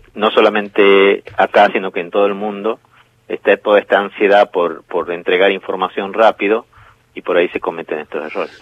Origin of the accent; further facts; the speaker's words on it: Jujuy, Argentina; Jujuy, por ejemplo, donde yo nací